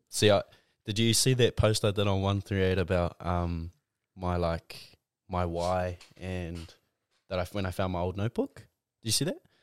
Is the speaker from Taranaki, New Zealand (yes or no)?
no; Tauranga, Bay of Plenty, New Zealand; also born or lived in Auckland; I grew up in Mount Maunganui, Tauranga. I grew up here